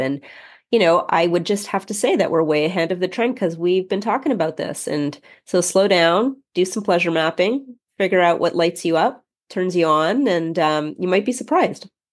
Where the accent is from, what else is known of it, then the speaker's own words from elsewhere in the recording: Canada; we're Canadian